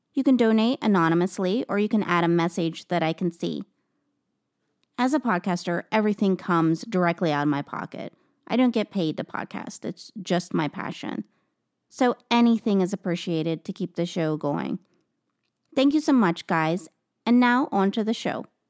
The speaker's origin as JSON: {"language": "English", "region": "East Coast", "country": "United States", "said": "I'm from the East Coast"}